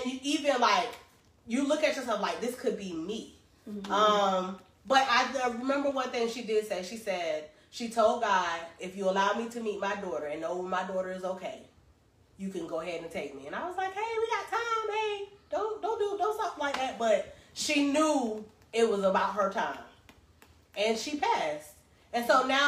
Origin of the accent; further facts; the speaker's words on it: Greensboro, North Carolina, United States; I was born in Greensboro, North Carolina